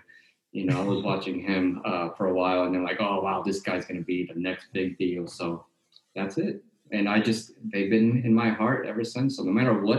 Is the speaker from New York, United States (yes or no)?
no; Chicago, Illinois, United States; moved away as an adult; also born or lived in Lake Station, Indiana / Tampa, Florida; now in Los Angeles, United States; And so from Chicago, I was born in Indiana, raised in Chicago, moved to Tampa